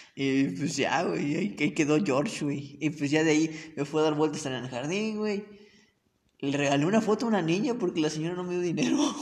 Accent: Cerro Azul, Veracruz, Mexico; moved away; de mi pueblo, güey, allá en Cerro Azul

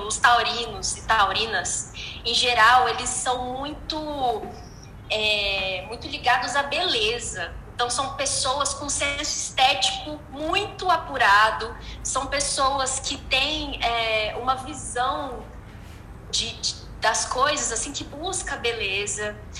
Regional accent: Brasília, Federal District, Brazil; now in Uberlândia, Brazil; É eu moro em Uberlândia, eu sou de Brasília

